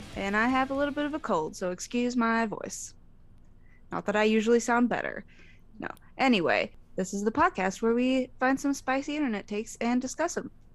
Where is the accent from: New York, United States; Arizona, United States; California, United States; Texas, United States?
Arizona, United States; I grew up in Arizona